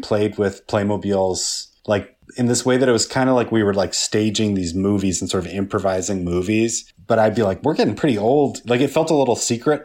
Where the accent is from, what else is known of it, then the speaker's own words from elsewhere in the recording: Midwest, United States; I grew up in the Midwest